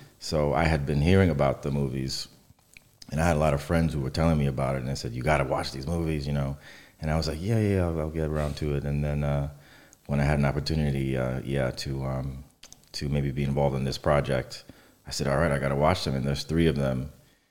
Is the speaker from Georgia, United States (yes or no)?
no; New York City, New York, United States; I grew up in New York, in Brooklyn, in Catholic church